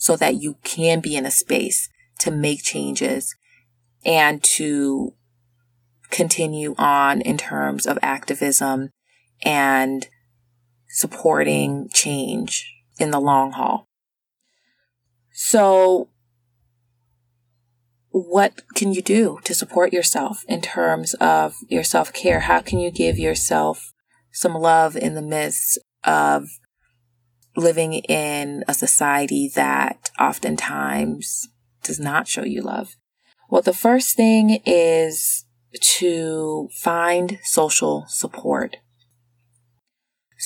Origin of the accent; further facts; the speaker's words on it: the South, United States; I'm from the South. I grew up there